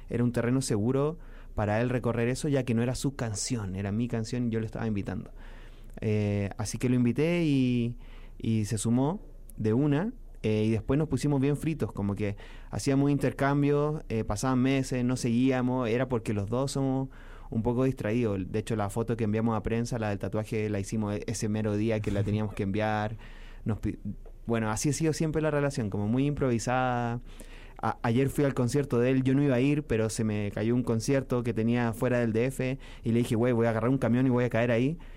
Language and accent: Spanish; Chile; mi país